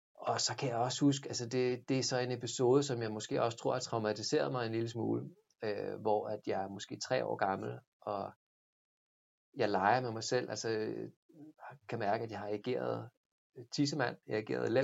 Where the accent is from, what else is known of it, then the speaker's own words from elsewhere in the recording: Stevns, Zealand, Denmark; Jeg voksede op Ja. på Stevns